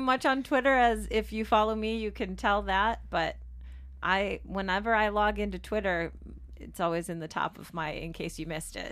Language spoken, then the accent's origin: English; Midwest, United States; also born or lived in Tennessee; growing up in the Midwest